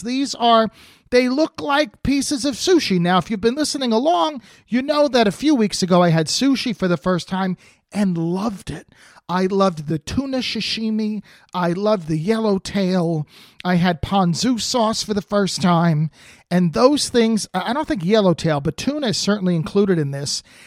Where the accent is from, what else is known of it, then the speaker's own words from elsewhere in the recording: New Jersey, United States; now in California, United States; I grew up in New Jersey